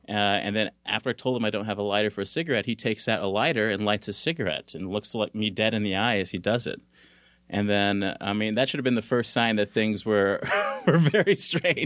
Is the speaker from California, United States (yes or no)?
yes; Los Angeles, California, United States; also born or lived in Santa Barbara; I grew up in California. I'm from, uh, South Central L